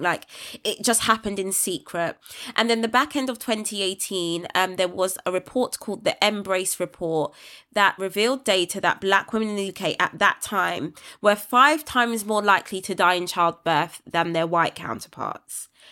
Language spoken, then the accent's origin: English; United Kingdom; my hometown